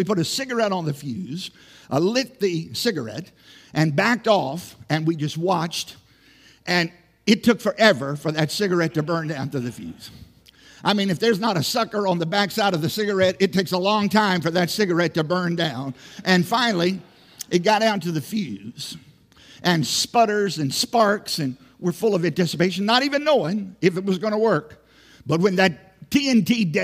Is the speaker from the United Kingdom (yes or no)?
no; Southside, Virginia, United States; moved away; I grew up in Southside, Virginia